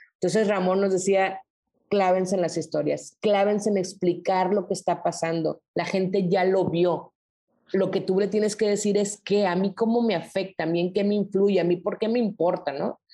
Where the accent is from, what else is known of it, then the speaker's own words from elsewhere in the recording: Culiacán, Sinaloa, Mexico; moved away as an adult; also born or lived in Guadalajara / Mexico City / Nuevo Laredo / Reynosa; now in Monterrey, Mexico; yo soy de Sinaloa, me regresé a Culiacán